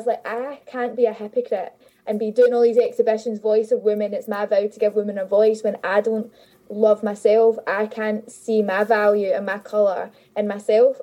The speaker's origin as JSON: {"language": "English", "town": "Glasgow", "region": "Scotland", "country": "United Kingdom", "tie": "born or raised there", "said": "I grew up in Glasgow my whole life"}